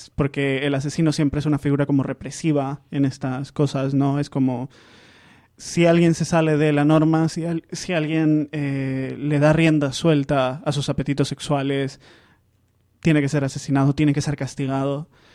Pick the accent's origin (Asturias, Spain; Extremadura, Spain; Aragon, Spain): Aragon, Spain; Zaragoza; Yo soy, yo soy aragonés, yo soy Zaragoza